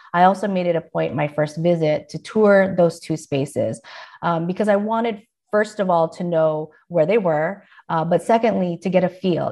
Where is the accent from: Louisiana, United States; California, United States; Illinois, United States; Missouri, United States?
California, United States; San Diego; also born or lived in Philippines; I was raised in San Diego